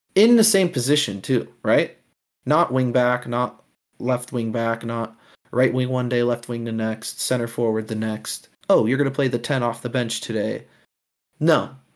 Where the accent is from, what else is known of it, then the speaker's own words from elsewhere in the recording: United States; as an American Chelsea fan